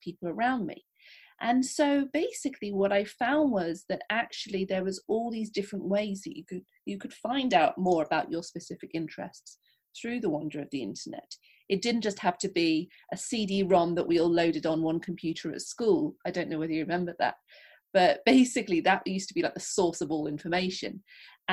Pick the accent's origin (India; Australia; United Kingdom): United Kingdom; England; also born or lived in London; as you can tell probably from my accent, I am from England. I live in London